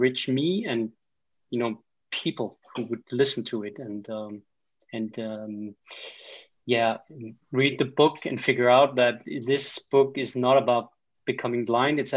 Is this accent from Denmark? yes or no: yes; Denmark; accent: Danish; English is a second language; I am from Denmark. In Scandinavia